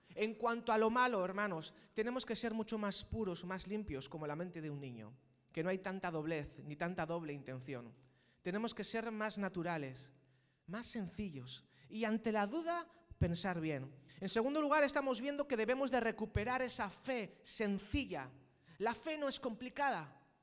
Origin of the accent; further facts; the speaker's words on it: Spain; los que somos aquí españoles